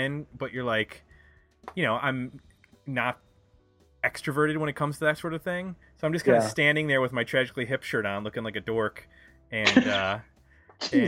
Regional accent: Buffalo, New York, United States; moved away as an adult; also born or lived in Chagrin Falls, Ohio / Bowling Green, Ohio; Buffalo, which is where I grew up.

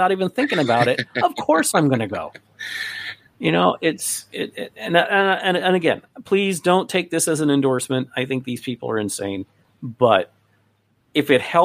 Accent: West Palm Beach, Florida, United States; I grew up in West Palm Beach, which is on the mainland of Florida

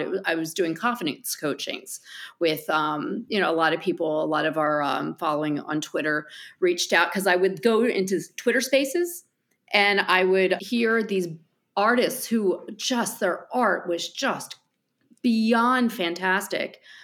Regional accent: New Jersey, United States; accent: New Jersey; my accent from New Jersey

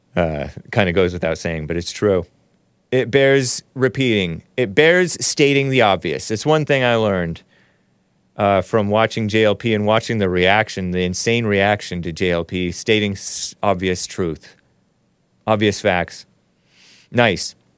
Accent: United States; I am native to this country. I was born here. My parents were born here.

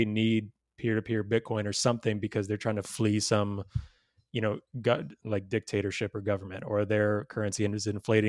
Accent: the South, United States; Growing up in the South, it's like you like I, you know, even me being vegan growing up in the South, I still go, you know, when I go home

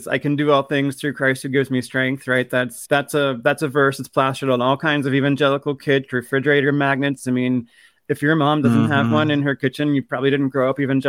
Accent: Midwest, United States; I approve of your Midwestern understatement there. As a Midwesterner, I get it.

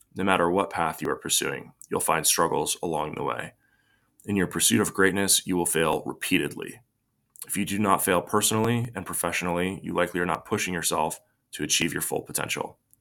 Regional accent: United States; I was born in the United States of America during a period of unprecedented prosperity, peace, and tranquility

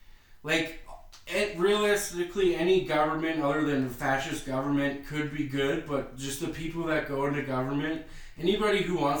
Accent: Wetaskiwin, Alberta, Canada; I'm only half Indigenous, and I was born in Wetaskiwin

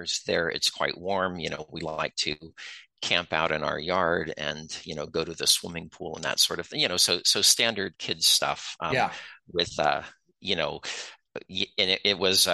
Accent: Concord, California, United States; now in Michigan, United States; I was born and grew up in Concord, California

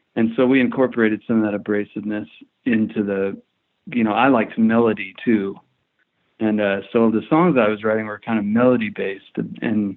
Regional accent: Topeka, Kansas, United States; also born or lived in Lawrence, Kansas; we grew up in Topeka

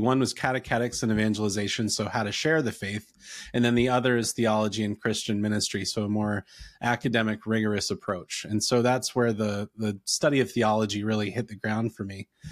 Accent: North Carolina, United States; born or raised there; also born or lived in Ontario, Canada

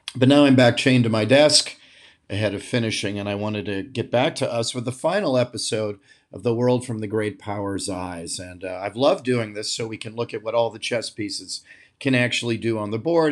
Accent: United States; the founders of my country

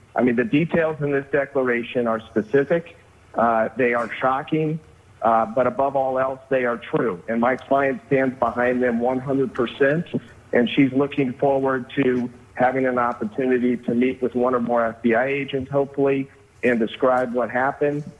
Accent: United States; also born or lived in Buford, Georgia; as an American woman, not a hyphenated American, but a real American

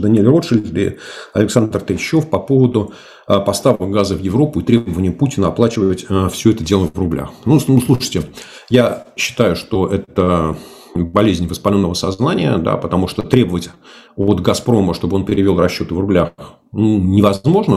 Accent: Moscow, Russia; accent: Moscow; говорю, естественно, только на русском со своим московским говором, диалектом, акцентом

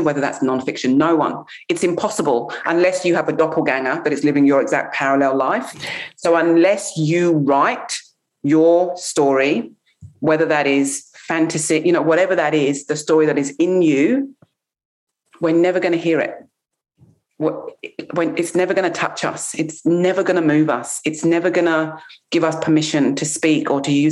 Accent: England, United Kingdom; I'm English. I grew up in England.

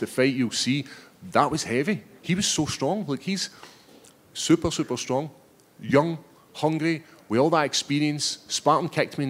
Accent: Scotland, United Kingdom; Scotland, my home country

